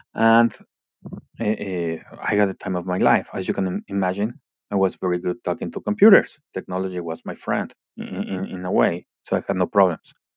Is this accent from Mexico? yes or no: yes; Mexico City, Mexico; now in Canada; I was born and raised in Mexico City